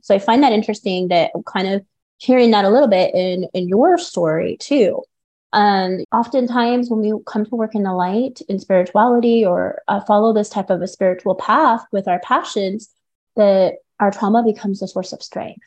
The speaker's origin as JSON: {"language": "English", "town": "Carbondale", "region": "Illinois", "country": "United States", "tie": "born or raised there", "also_born_or_lived": "Mount Vernon, Illinois", "moved": "yes", "lives_now": "Las Vegas, United States", "said": "I'm actually from Illinois. I'm from Southern Illinois. I lived in Mount Vernon. I lived in Carbondale and spent a lot of time there during my childhood."}